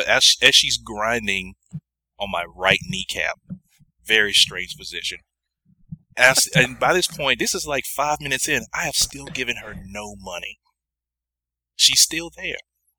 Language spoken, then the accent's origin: English; Toronto, Ontario, Canada; I tell her that I'm from Toronto, Ontario, Canada, and my parents immigrated from the Dominican Republic.